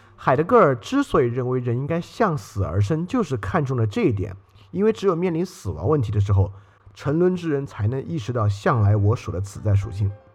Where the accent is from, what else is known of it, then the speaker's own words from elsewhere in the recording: Sichuan, China; moved away; 我也是四川的人，所以说，当然我那会儿在北京并没有经历这个事情